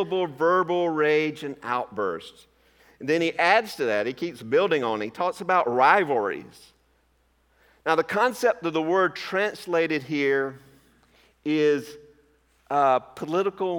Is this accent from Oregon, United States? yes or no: no; Georgia, United States; My home state of Georgia